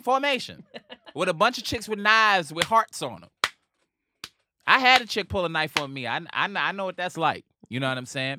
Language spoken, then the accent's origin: English; New York City, New York, United States; I'm from Harlem